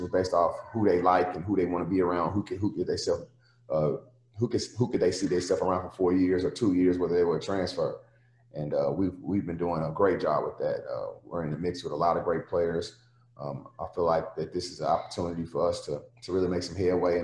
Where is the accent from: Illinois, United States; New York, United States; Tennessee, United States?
Tennessee, United States; Nashville; I'm from Nashville, and be back in my own city, at a place that I adored so much growing up